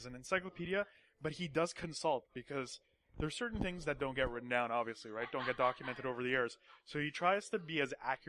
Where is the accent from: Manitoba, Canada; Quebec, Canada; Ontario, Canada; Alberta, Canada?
Quebec, Canada; Montreal; born or raised there